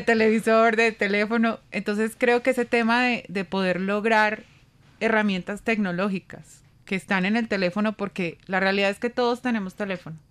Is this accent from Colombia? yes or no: yes; Colombia; nosotros como colombianos